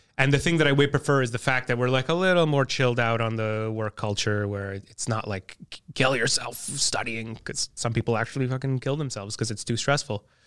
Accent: Montreal, Quebec, Canada; also born or lived in NDG, Montreal; growing up in the West Island

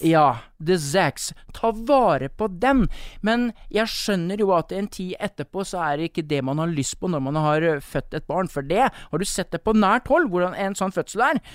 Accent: Østfold, Norway; moved away as an adult; also born or lived in Bergen; now in Sotra, Norway; er jeg østlending, eller østfolding

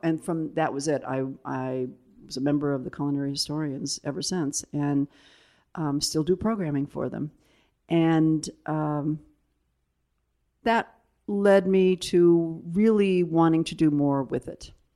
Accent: South Bend, Indiana, United States; moved away as an adult; also born or lived in Italy; I lived there until, what, I was seventeen and went off to school.

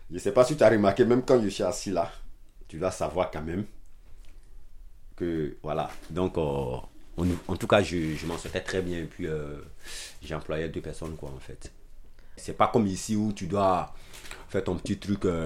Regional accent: Abidjan, Côte d’Ivoire; born there; also born or lived in Tafiré; je suis né dans la capitale économique, Abidjan. Mais ma ville, en fait, je suis bon, je suis né à Abidjan. Mais en fait, je suis plus au nord de la Côte d'Ivoire dans la ville de Tafiré.

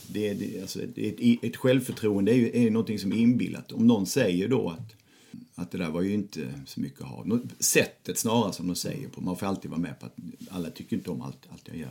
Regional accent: Lund, Skåne, Sweden; jag kommer från Lund

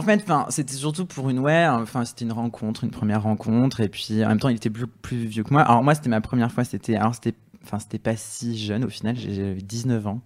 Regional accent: south of France, France; je viens du sud de la France

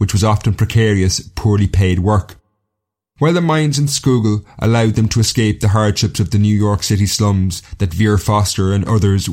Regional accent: Castlecomer, Leinster, Ireland; The first group actually came from my hometown. This is Castle Comer in North Kilkenny

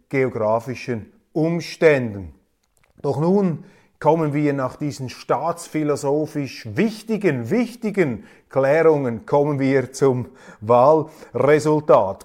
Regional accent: Zurich, Switzerland; ich bin ja Zürcher

